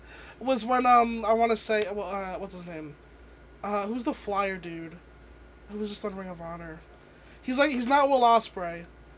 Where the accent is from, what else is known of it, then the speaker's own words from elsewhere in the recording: United States; I'm an American